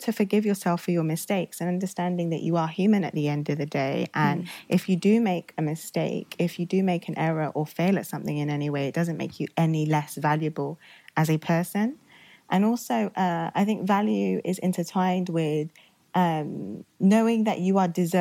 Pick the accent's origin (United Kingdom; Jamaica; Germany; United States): United Kingdom; Oxford, South East England; also born or lived in Nigeria; I grew up in Oxford pretty much my whole life. I moved from Nigeria when I was young, very young